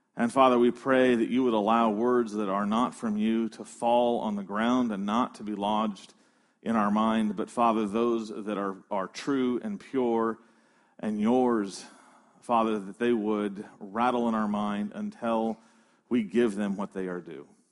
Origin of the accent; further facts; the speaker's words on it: United States; We're American.